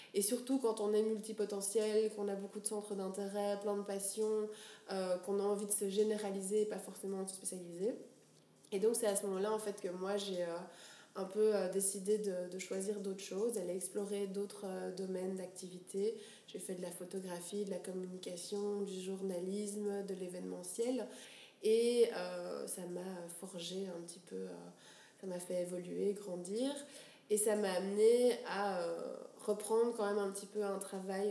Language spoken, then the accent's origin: French; Brussels, Brussels-Capital Region, Belgium; also born or lived in Geneva; D'où je viens bah, Je viens d'ici, de Bruxelles. à Bruxelles. Euh, je suis belge d'origine, deux parents belges